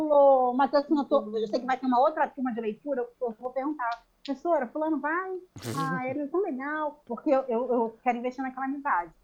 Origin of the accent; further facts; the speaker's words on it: Rio de Janeiro, Brazil; a gente é do Rio